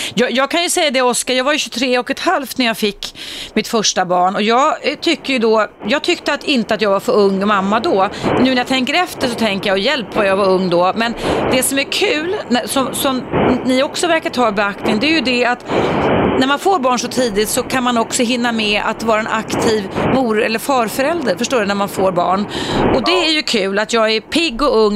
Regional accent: Stockholm, Stockholm County, Sweden; jag växte upp i Stockholms innerstad

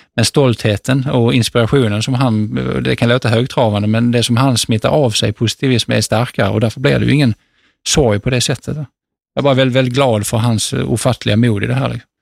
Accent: Sweden; also born or lived in Bangladesh; hemma i Sverige

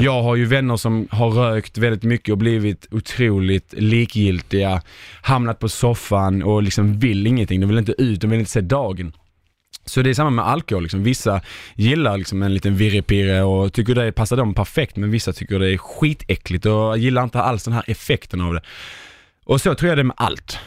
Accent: Sweden; vi svenskar

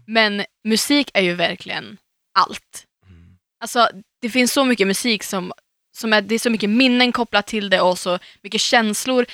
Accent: Umeå, Västerbotten County, Sweden; moved away as an adult; när jag var hemma i Umeå senast

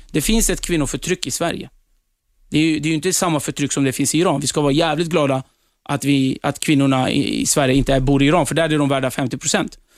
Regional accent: Turkey; now in Sweden; jag flydde hit för att kunna fortsätta få vara kurd. Det var därför vi flydde från Turkiet. För att i Turkiet än idag så förtrycks kurder. Och vi får inte prata vårt språk och så vidare.

